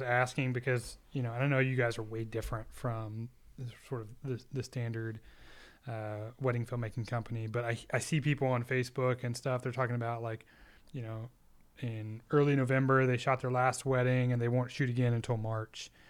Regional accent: Austin, Texas, United States; I'm from Austin, Texas, and, uh, born in, born and raised in Texas. I'm a Texas boy

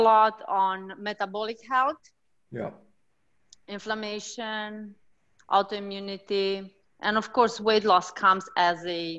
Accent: Transylvania, Romania; moved away as an adult; now in Florida, United States; I'm from Transylvania, though.

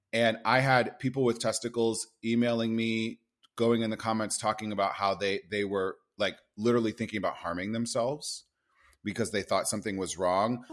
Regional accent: Nebraska, United States; moved away; I grew up in Nebraska.

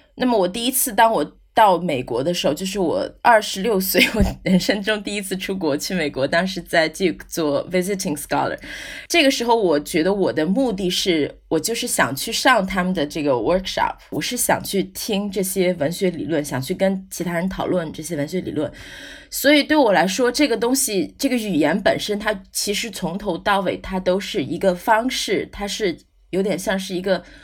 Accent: China; also born or lived in United States; now in Ireland; 我作为一个中国人来讲

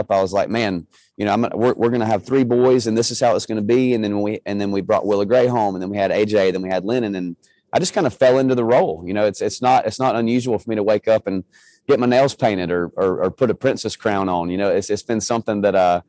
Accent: Georgia, United States; I was born in Georgia

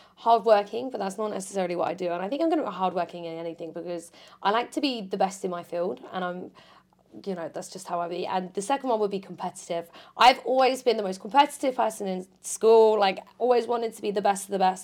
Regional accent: Portsmouth, South East England, United Kingdom; moved away as an adult; now in Essex, United Kingdom; I moved to Essex and I'm from Portsmouth, so that's two hours, you know, minimum away from home

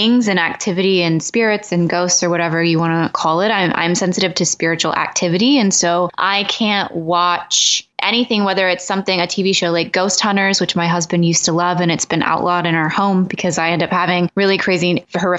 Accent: the South, United States; I was raised in the South in a Pentecostal church

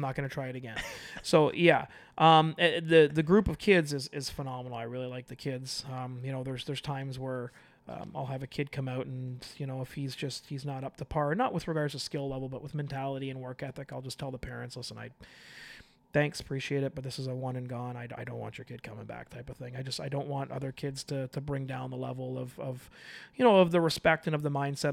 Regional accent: Toronto, Ontario, Canada; I'm from Toronto

